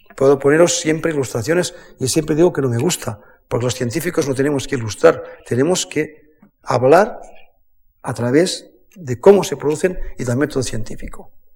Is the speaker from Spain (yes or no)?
yes; the Pyrenees, Spain; Yo soy nacido en el Pirineo